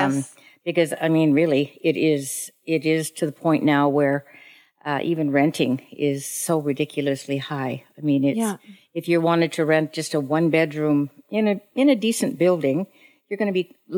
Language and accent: English; Regina, Saskatchewan, Canada; moved away as an adult; now in Vancouver, Canada; I'm a prairie girl. I grew up in Regina, Saskatchewan, and I practiced real estate there for 21 years.